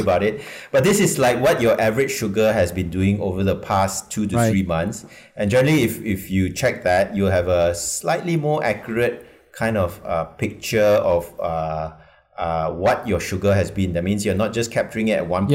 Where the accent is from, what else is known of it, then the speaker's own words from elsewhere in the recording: Malaysia; as a Malaysian